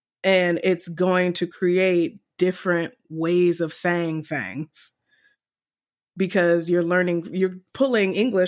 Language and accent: English; Mid-Atlantic, United States; accent: mid-Atlantic; that's where we're from. We're from Maryland, Virginia, so we're going to have a mid-Atlantic accent.